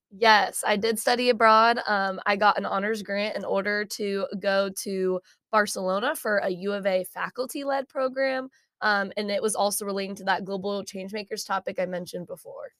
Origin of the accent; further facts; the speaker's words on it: Shawnee, Kansas, United States; moved away as an adult; now in Fayetteville, United States; I'm from Shawnee, Kansas